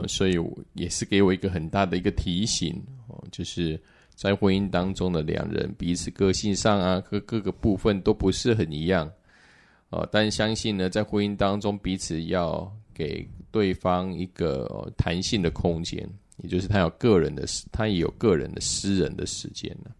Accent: southern Taiwan, Taiwan; now in Taipei, Taiwan; 我是南部的小孩，本来刚开始我来台北

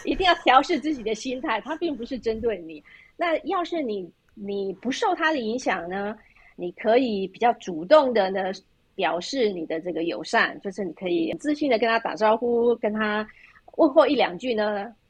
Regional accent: Taiwan; moved away as an adult; also born or lived in Germany; now in Switzerland; 就像我们在台湾出生长大的

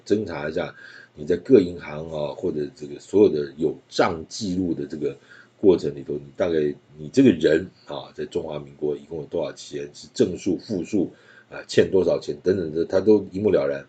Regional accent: Taiwan; 我就会在台湾，呃，继续地待在这边。是我出生的地方，成长的地方

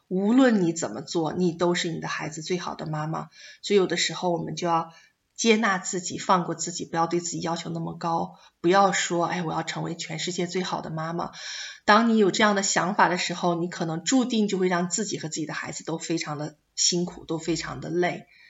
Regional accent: China; moved away as an adult; now in Australia; 我们中国人

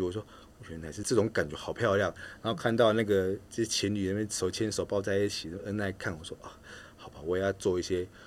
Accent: Taiwan; also born or lived in Philippines; 全部就只有你一个台湾人。我说没有，一部分是因为在那边出生，想要找家人，寻亲为主的，比赛为辅。

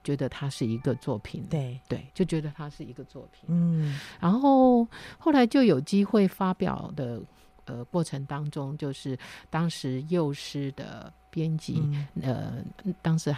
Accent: Beipu, Hsinchu County, Taiwan; accent: Hailu Hakka; 我我在新竹县北埔乡长大

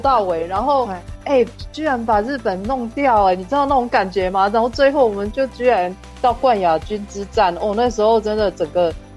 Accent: Taiwan; 像我们台湾人哦，台湾，我，我说真的，我从小看那个节目长大

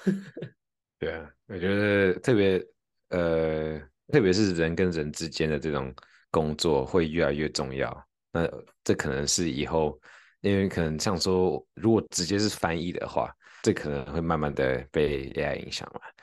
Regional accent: Taiwan; accent: Taiwanese accent (in English); 我有那个英文有台湾腔

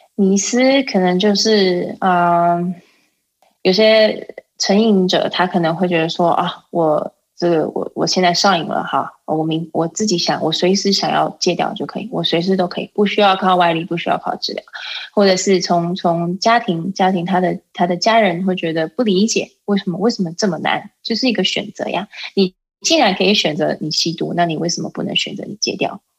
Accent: Taiwan; also born or lived in Colorado, United States; now in United States; 我们台湾人看毒品

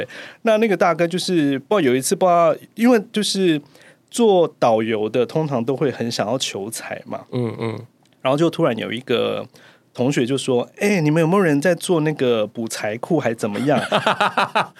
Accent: Keelung, Taiwan; 因为我本身是基隆人嘛。嗯。那那个那个道场就是对那个道场就是在七堵，嗯、所以基隆跟七堵还算蛮近的。

